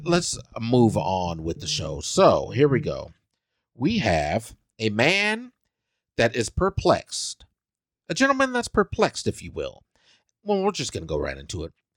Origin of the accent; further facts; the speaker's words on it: Salina, Kansas, United States; moved away; my hometown, Salina, Kansas.